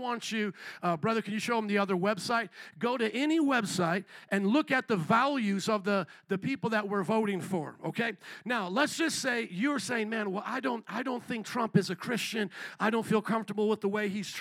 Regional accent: United States; We as American citizens

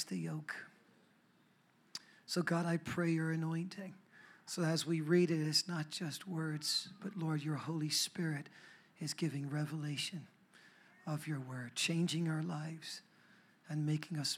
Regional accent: Ireland; now in United States; I'm from Ireland.

